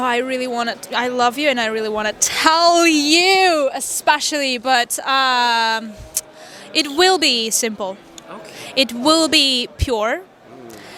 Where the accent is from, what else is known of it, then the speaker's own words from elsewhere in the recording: Vanadzor, Lori, Armenia; English is a second language; also born or lived in Wisconsin, United States; I'm from Vanadzor. It's a small town.